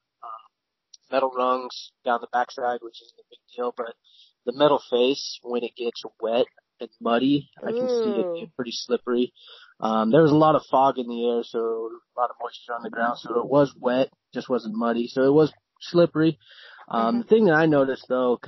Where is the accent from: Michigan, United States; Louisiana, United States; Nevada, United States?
Nevada, United States; Las Vegas; Born and raised in Las Vegas, Nevada